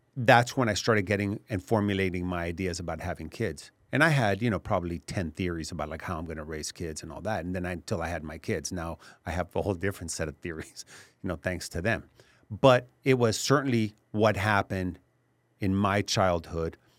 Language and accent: English; Laredo, Texas, United States; also born or lived in Mexico City, Mexico; I grew up in Laredo, lived in Mexico City also